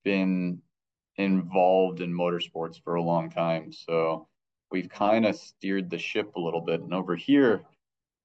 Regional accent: Michigan, United States; I grew up in Michigan

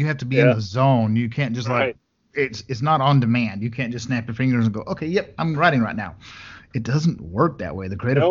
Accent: Brownfield, Texas, United States; moved away; also born or lived in Levelland, Texas; Brownfield, what I claim is my hometown, is a really good place to be from.

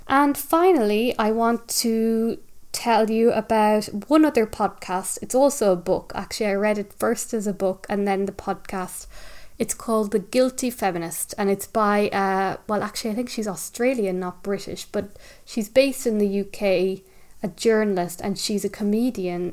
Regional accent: Ireland; living, growing up in Ireland, living on an island

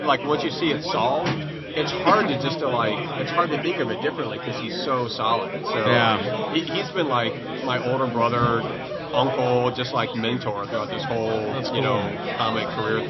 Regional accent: St. Louis, Missouri, United States; now in Chicago, United States; I came from St. Louis, so for me, Chicago is just like a world of connections compared to, you know, St. Louis.

